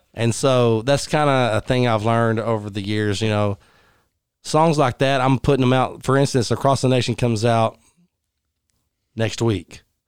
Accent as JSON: {"language": "English", "town": "Odessa", "region": "Texas", "country": "United States", "tie": "born or raised there", "also_born_or_lived": "Fort Worth, Texas", "moved": "as an adult", "said": "I grew up in Odessa, Texas"}